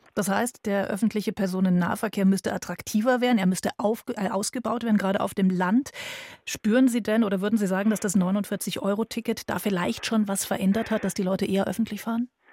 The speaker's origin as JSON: {"language": "German", "region": "Bavaria", "country": "Germany", "said": "bei uns in Bayern"}